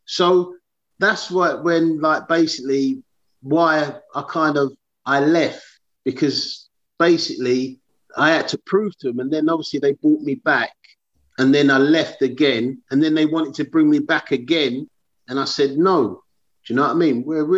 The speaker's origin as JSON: {"language": "English", "region": "London", "country": "United Kingdom", "said": "I'm from South London."}